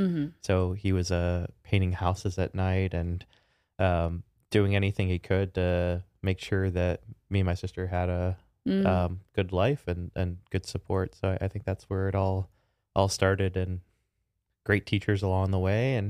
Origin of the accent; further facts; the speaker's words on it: Chicago, Illinois, United States; Chicago. So I grew up in the south side of Chicago and had a phenomenal family.